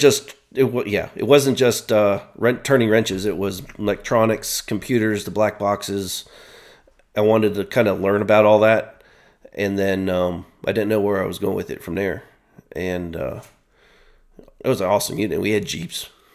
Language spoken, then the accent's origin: English; Worthington, Ohio, United States; moved away as an adult; also born or lived in Westerville, Ohio / Virginia; I was on the outskirts, northern Columbus, Worthington